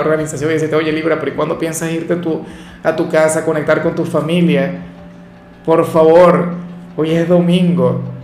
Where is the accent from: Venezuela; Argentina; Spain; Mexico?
Venezuela; al menos en mi país